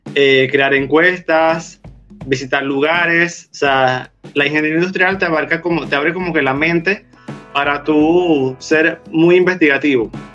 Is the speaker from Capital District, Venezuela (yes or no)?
no; Puerto Ordaz, Bolívar, Venezuela; Nací en Puerto Ordaz, eh, acá en el estado Bolívar